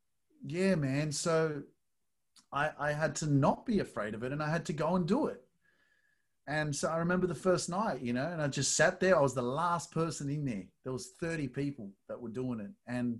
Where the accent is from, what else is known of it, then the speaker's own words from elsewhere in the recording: Australia; from Australia.